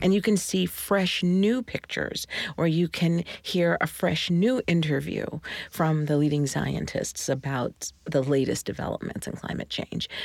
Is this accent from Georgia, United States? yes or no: yes; Georgia, United States; I'm from Georgia in the seventies